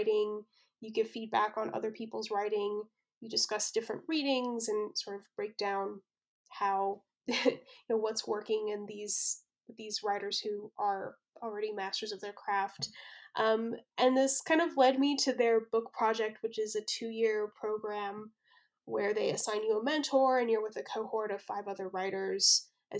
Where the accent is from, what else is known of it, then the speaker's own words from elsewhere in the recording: Colorado Springs, Colorado, United States; I grew up in Colorado Springs, which is the second largest city in Colorado